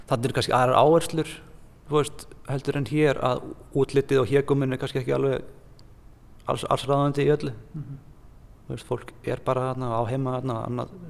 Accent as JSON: {"language": "Icelandic", "town": "Hveragerði", "region": "South Region", "country": "Iceland", "tie": "born or raised there", "said": "Litlum bæ, ég er úr"}